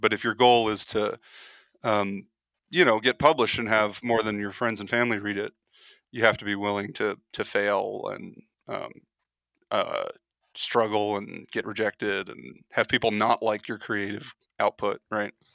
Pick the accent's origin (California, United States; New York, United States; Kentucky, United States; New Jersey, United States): California, United States; Los Angeles; growing up in Los Angeles